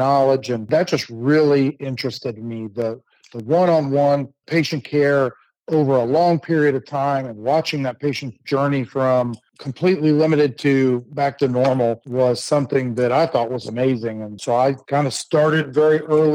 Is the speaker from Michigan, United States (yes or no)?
no; Akron, Ohio, United States; now in Oklahoma City, United States; I grew up in Northeast Ohio